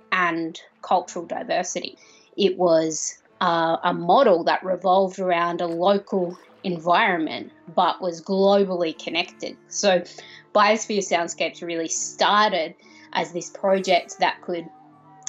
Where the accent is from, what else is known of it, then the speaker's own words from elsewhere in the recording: Australia; I'm an Australian sound artist and composer